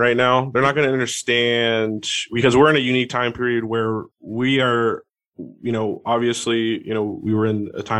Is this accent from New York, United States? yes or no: no; Seattle, Washington, United States; I'm from Seattle. I'm up here in Seattle